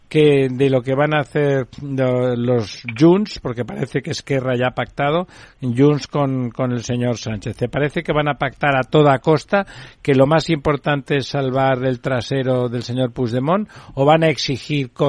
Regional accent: Catalonia, Spain; now in Madrid, Spain; a mí personalmente, como catalán, aunque vivo en Madrid ahora

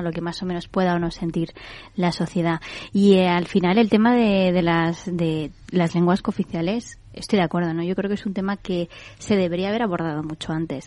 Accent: Community of Madrid, Spain; yo porque he nacido en la Comunidad de Madrid, soy madrileña

